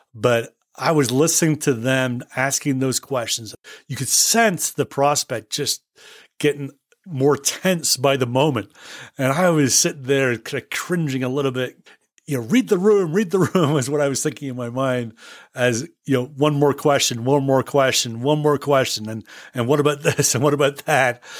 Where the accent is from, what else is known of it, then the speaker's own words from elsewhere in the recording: Scotland, United Kingdom; moved away; I was born and bred in Scotland